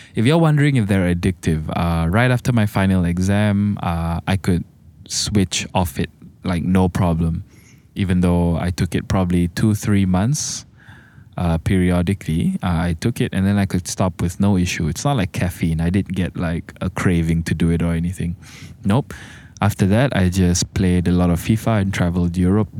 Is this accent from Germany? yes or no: no; Malaysia; I'm a Malaysian.